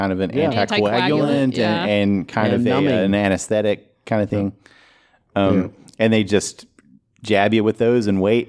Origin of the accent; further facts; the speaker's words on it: Kentucky, United States; I'm from Eastern Kentucky, so